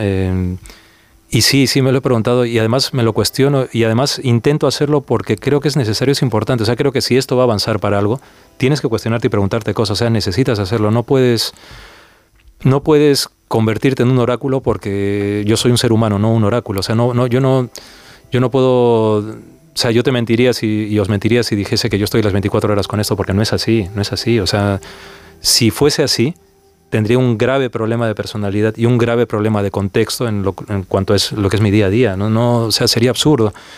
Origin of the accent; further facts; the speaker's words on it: Peru; moved away; yo crecí en el Perú de los 80.